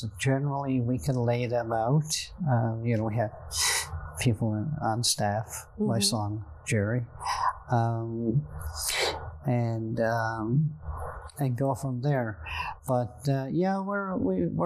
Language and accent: English; Buchans, Newfoundland and Labrador, Canada; also born or lived in Grand Falls-Windsor; Growing up in Central and Buchans